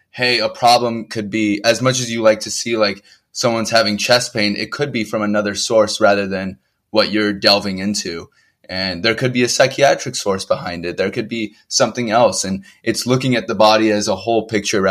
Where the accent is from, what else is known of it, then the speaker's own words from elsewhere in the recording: Bay Area, California, United States; moved away as an adult; also born or lived in Hudson Valley, New York / New York City; now in Columbus, Ohio, United States; I'm originally a California native. I grew up in the Bay Area.